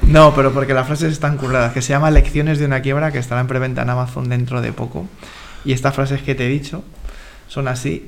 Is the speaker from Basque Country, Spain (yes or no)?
no; Madrid, Community of Madrid, Spain; Yo soy de Carabanchel